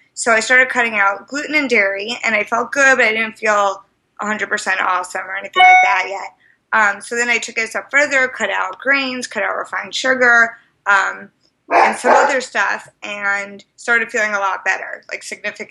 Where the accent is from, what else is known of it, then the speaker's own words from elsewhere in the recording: New York, United States; moved away as an adult; also born or lived in Amherst, Massachusetts; now in Boston, United States; I'm originally from New York, and I've been in Boston about 4 years now